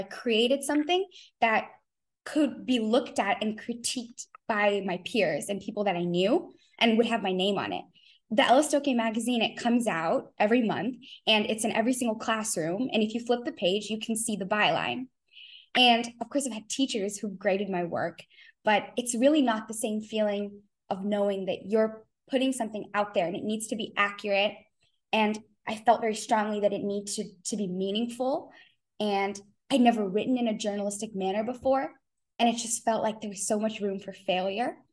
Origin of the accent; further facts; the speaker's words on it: California, United States; I was born in California